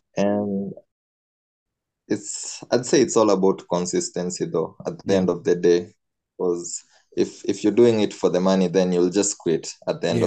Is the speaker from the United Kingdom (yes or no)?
no; Nairobi, Kenya; I'm from Nairobi, Kenya